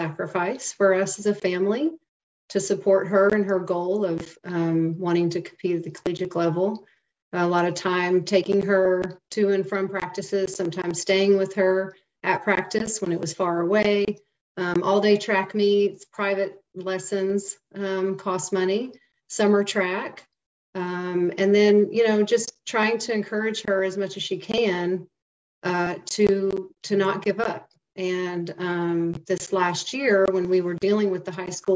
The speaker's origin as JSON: {"language": "English", "region": "North Texas", "country": "United States", "said": "I'm from the North Texas area"}